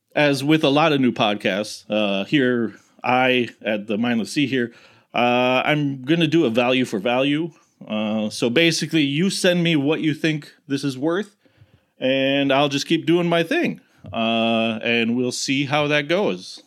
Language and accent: English; United States; as an American